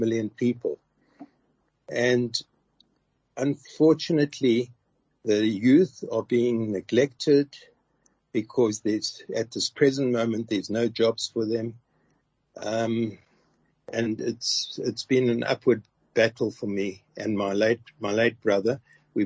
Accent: Brakpan, Gauteng, South Africa; I come from Brakpan. That's where I grew up.

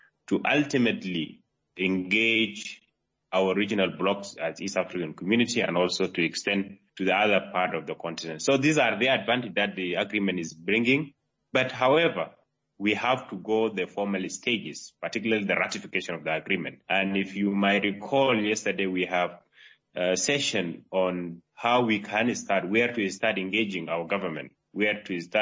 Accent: South Sudan; I'm from the Republic of South Sudan.

